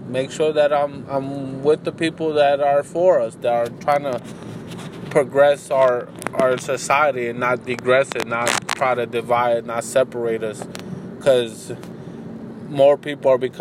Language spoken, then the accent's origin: English; United States; as an American